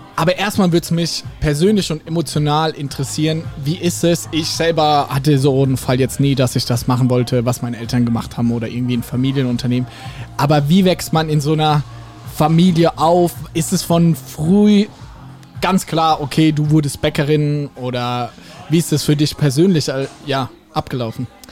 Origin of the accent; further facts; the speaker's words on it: Ladenburg, Baden-Württemberg, Germany; ich komme aus Ladenburg